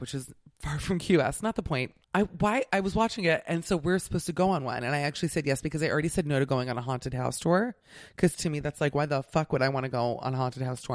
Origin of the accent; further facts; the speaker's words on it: Miami, Florida, United States; I'm from Miami